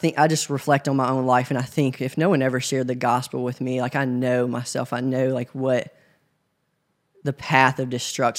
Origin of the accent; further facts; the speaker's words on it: Covington, Tennessee, United States; now in Memphis, United States; So I'm originally from Covington, Tennessee. It's about an hour away from Memphis. Grew up there in a small town with my great-grandparents